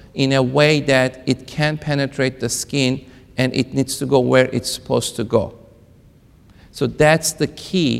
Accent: Kentucky, United States; I am from Kentucky

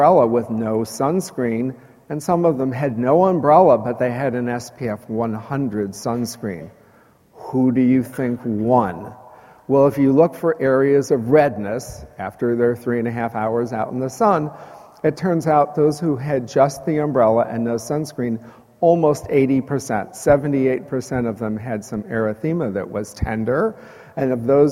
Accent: Chicago, Illinois, United States; now in Texas, United States; I grew up in Chicago

